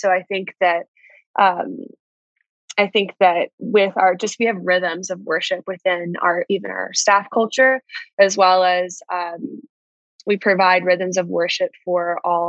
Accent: Atlanta, Georgia, United States; now in New York City, United States; So I think I've lost it a bit, my accent

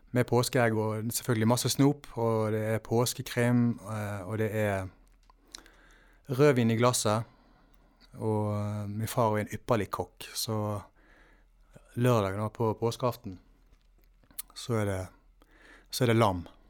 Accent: Valestrand, Vestland, Norway; hjemme på Valestrand.

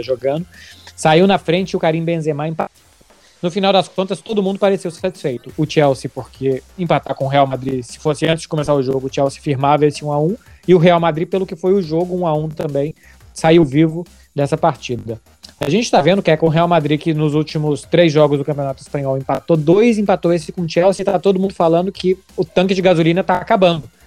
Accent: Brazil; now in Barcelona, Spain; eu sou brasileiro

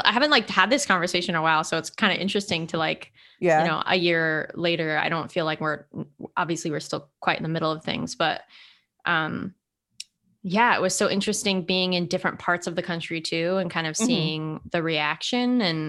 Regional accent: California, United States; We're from California. We don't have lines there.

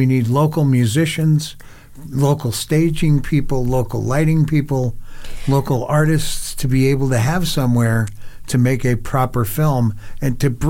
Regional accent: Las Vegas, Nevada, United States; I'm really from Las Vegas.

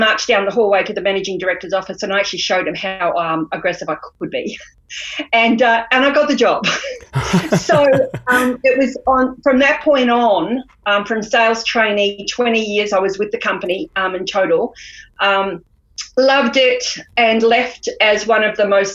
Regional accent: New Zealand; moved away as an adult; also born or lived in Queensland, Australia / Melbourne, Australia; now in Australia; I came across from New Zealand when I was 18 and hit the shores of Queensland

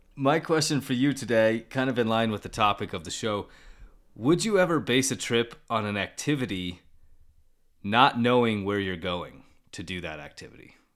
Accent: Colorado, United States; I'm from Colorado

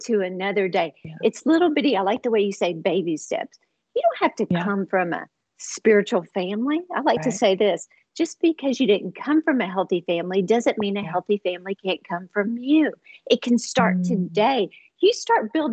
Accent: Houston, Texas, United States; moved away as an adult; now in Dallas, United States; we moved from Houston to Dallas to start a church

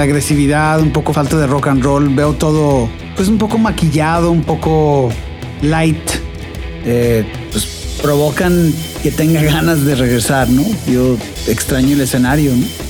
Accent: Guadalajara, Jalisco, Mexico; somos de Guadalajara.

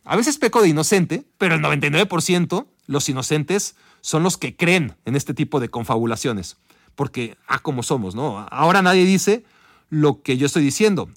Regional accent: Mexico; para nosotros como mexicanos, la mayoría de nosotros como mexicanos

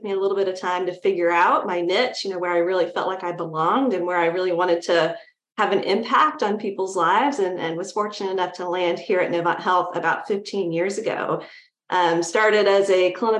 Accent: North Carolina, United States; I grew up in North Carolina

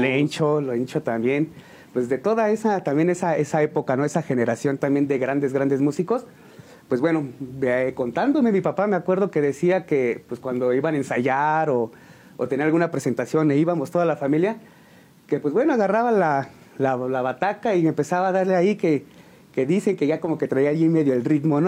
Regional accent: San Juan del Río, Querétaro, Mexico; De aquí, de aquí de San Juan del Río. Soy originario de San Juan

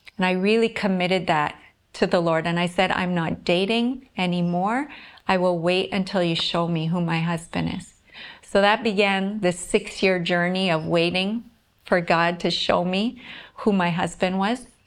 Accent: Whitemouth, Manitoba, Canada; moved away as an adult; now in Visakhapatnam, India; I'm from White Mouse, Manitoba, Canada, a small town there, and I'm living now in Visakhapatnam, India.

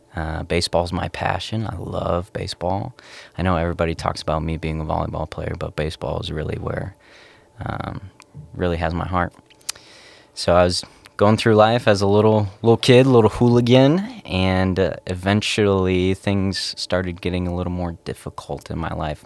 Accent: Cloquet, Minnesota, United States; moved away as an adult; also born or lived in Wisconsin; I came from Cloquet, Minnesota, born and raised for eighteen years

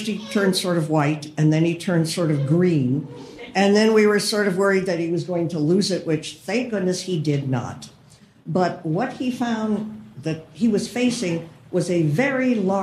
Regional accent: Des Moines, Iowa, United States; I'm from Des Moines. I'm a third generation immigrant

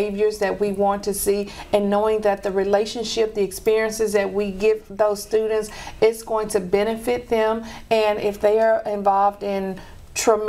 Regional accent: Shreveport, Louisiana, United States; I'm born and raised in Shreveport

